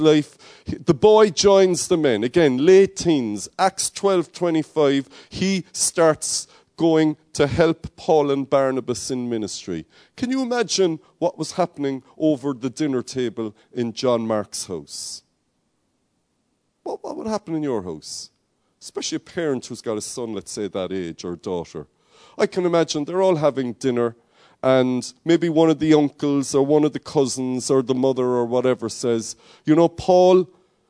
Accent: Cork, Munster, Ireland; When I grew up in Cork, my mother, we called her Mammy, Mam.

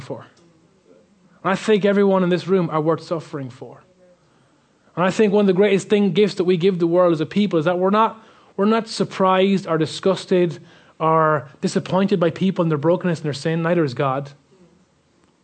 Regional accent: Ireland; being Irish

